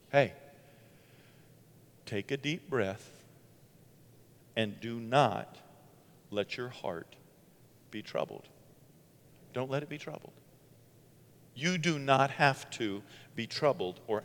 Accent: Bangor, Maine, United States; moved away; my hometown in Bangor

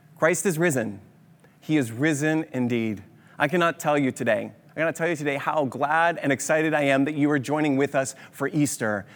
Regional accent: Kitchener-Waterloo, Ontario, Canada; we're from Kitchener-Waterloo

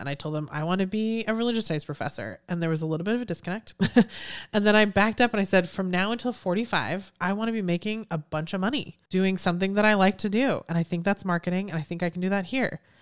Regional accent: Houston, Texas, United States; I'm from Houston. I was here when Enron went belly up

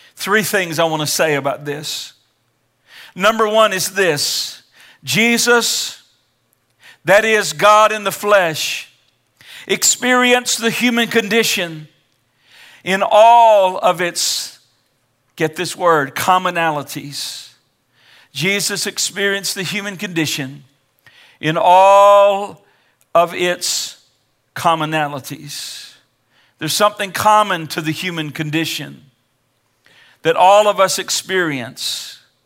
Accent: Kansas City, Missouri, United States; I was born in Kansas City, Missouri, nineteen sixty-five, December thirty-first

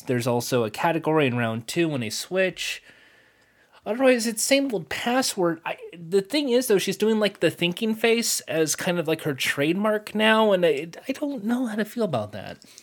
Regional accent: United States; as an American who watches the Spurs version

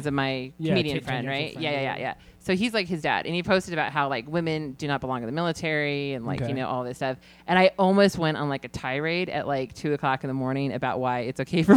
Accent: Albuquerque, New Mexico, United States; also born or lived in Cheyenne / Dallas; I was raised in Albuquerque. Well, no, for, well, okay. So I was born here and then, I moved to Cheyenne for a while and then we moved to Dallas for a while. And then we came back

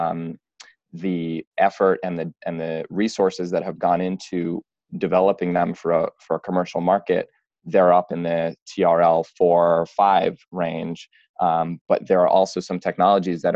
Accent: New York City, New York, United States; now in San Francisco, United States; I'm from New York and New York City, and moved to San Francisco

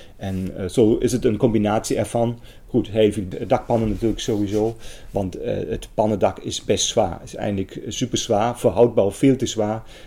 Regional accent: Germany; accent: German; Dutch is a second language; moved away as an adult; now in Netherlands; Ik kom uit Duitsland. Dat hoort mij misschien ook aan mijn accent.

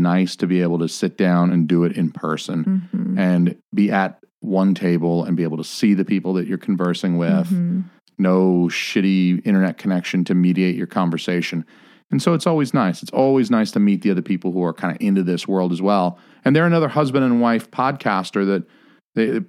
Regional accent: the South, United States; I was raised in the South

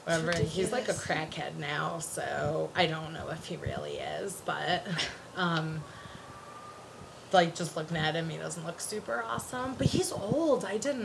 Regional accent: Connecticut, United States; I was in 3rd grade and I grew up on the East Coast, in Connecticut specifically.

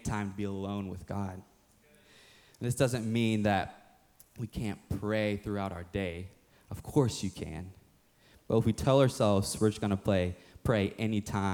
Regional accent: the Bible Belt, United States; growing up, when I was young, growing up in the Bible Belt, I was playing for this rec football team, Sharpsburg Stallions

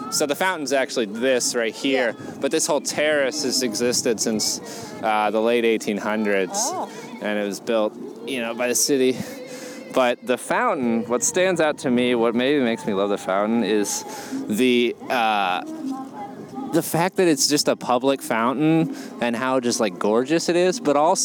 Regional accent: the United States South, United States; moved away as an adult; also born or lived in Connecticut / Atlanta; now in New York City, United States; I'm a comic from the United States South. We are in Central Park, New York City, baby.

